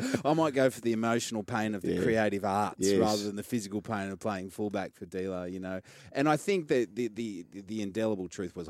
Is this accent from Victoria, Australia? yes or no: no; Cronulla, New South Wales, Australia; I'm from Cronulla, and you know, I played rugby league since I was four